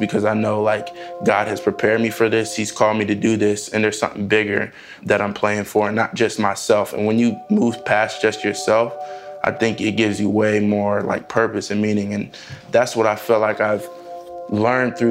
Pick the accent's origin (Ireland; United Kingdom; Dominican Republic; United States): United States; Overland Park, Kansas; moved away; I lived in Kansas when I grew up in Kansas, Overland Park, Kansas.